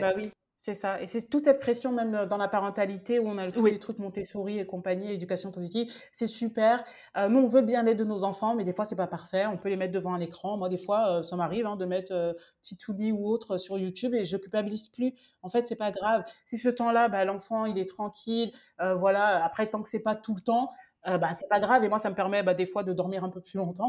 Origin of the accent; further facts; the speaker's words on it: France; quand on est français